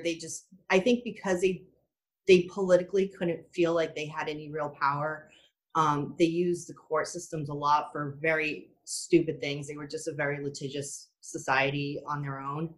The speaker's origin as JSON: {"language": "English", "town": "Boston", "region": "Massachusetts", "country": "United States", "tie": "born or raised there", "said": "I grew up in Boston. I grew up probably a half hour from Salem."}